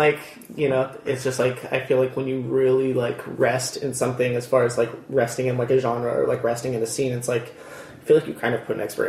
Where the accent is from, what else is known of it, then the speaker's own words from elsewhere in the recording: Redlands, California, United States; Yeah, born and raised in Redlands, or pretty close to Redlands, pretty much for my whole life.